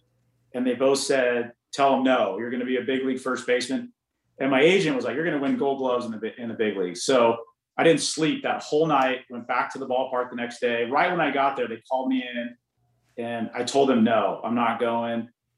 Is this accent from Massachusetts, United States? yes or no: no; Orange County, California, United States; the Angels were my hometown team. I grew up in Orange County, California